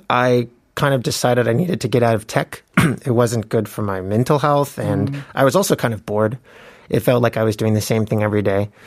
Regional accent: Atlanta, Georgia, United States; moved away as an adult; also born or lived in New York / California; now in South Korea; I grew up in Atlanta

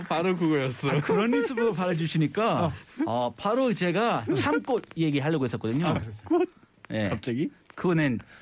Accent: California, United States; Korean is a second language; now in South Korea; 저희 고향 캘리포니아

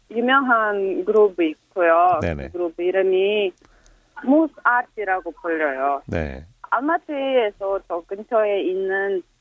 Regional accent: Almaty, Kazakhstan; Korean is a second language; now in South Korea; 저 고향은 카자흐스탄 나라이고

